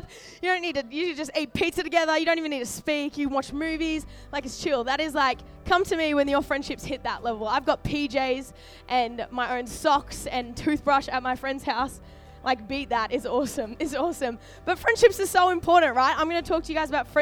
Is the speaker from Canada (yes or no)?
no; Sunshine Coast, Queensland, Australia; moved away as an adult; now in Sydney, Australia; I was born in Sydney, grew up on the Sunny Coast in Queensland